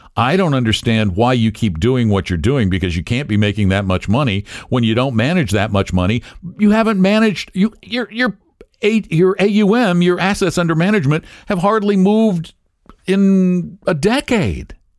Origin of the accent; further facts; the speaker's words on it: Colorado, United States; the University of Colorado, which is my home state